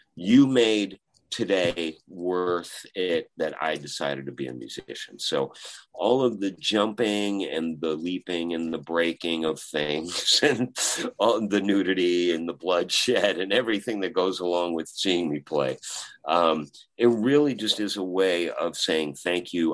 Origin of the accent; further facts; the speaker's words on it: Chicago, Illinois, United States; I'm from Chicago